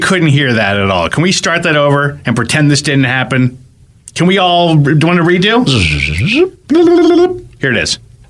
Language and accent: English; New Jersey, United States; moved away; I'm a bit of a pizza snob growing up in Jersey.